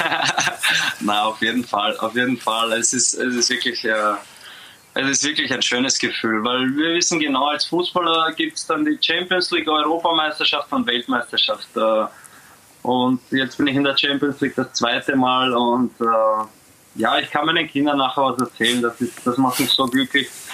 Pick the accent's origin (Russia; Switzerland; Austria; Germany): Austria; moved away as an adult; now in Zagreb, Croatia